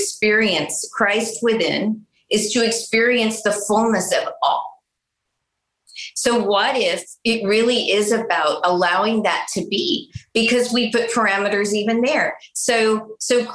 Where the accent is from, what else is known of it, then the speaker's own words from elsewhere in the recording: San Antonio, Texas, United States; I grew up in South Texas, in San Antonio, native San Antonian